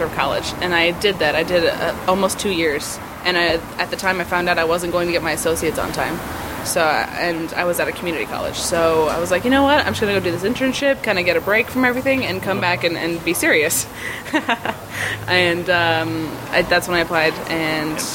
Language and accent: English; Phoenix, Arizona, United States; moved away; I'm from Phoenix